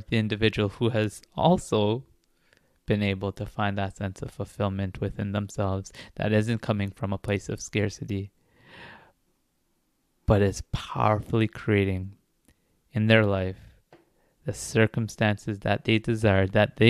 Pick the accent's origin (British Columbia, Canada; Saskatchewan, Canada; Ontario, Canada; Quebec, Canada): Ontario, Canada; Toronto; I'm also from Toronto